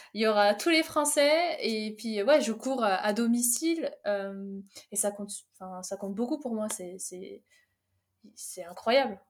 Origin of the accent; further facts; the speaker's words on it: Fontainebleau, Île-de-France, France; also born or lived in Algeria; je suis née en Algérie, je suis arrivée en France à 7 ans et, et j'étais direct installée à Fontainebleau et voilà, j'ai grandi à Fontainebleau